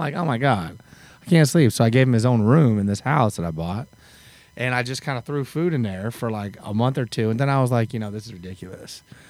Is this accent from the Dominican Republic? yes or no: no; Eugene, Oregon, United States; moved away as an adult; now in Nashville, United States; I'm from Eugene, Oregon, and I sold my horses and moved to Nashville in 1999.